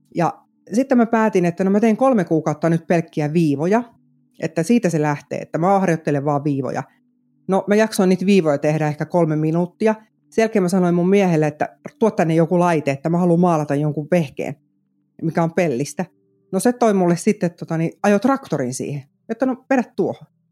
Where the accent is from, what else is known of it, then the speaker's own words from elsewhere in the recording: Vantaa, Uusimaa, Finland; moved away as an adult; now in South Ostrobothnia, Finland; mä oon itse Korsosta siis kotosin, Vantaalta